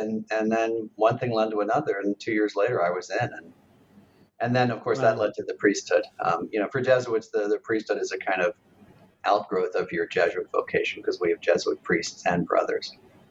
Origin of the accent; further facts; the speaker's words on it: Philadelphia, Pennsylvania, United States; but I was born in Philadelphia, and I grew up there in a Catholic family, but not super religious.